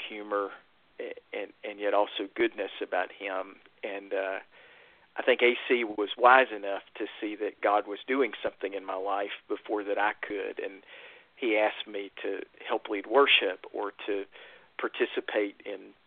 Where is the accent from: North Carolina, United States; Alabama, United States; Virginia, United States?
North Carolina, United States; Brown Summit; also born or lived in Chapel Hill, North Carolina / Durham, North Carolina / Spruce Pine, North Carolina; I grew up in a little farming community called Brown Summit, North Carolina. It's just north of Greensboro in the Piedmont part of the state